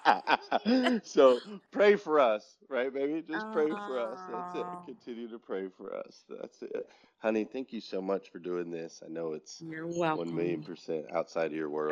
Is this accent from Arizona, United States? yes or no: yes; Flagstaff, Arizona, United States; now in Atlanta, United States; I grew up in Flagstaff, Arizona.